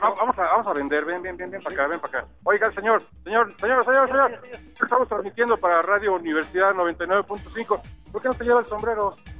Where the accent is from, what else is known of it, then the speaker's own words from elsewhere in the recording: Irapuato, Guanajuato, Mexico; also born or lived in León, Guanajuato; now in Chietla, Mexico; Soy de Irapuato, Guanajuato